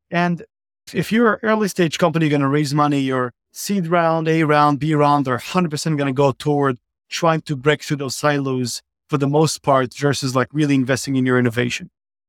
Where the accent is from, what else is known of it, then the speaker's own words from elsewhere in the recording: Israel; So I grew up in Israel, started a few companies back early on after my university time.